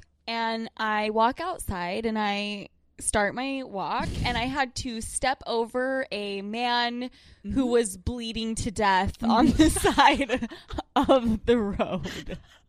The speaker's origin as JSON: {"language": "English", "town": "Salt Lake City", "region": "Utah", "country": "United States", "moved": "yes", "lives_now": "New York City, United States", "said": "I am from Salt Lake City, Utah."}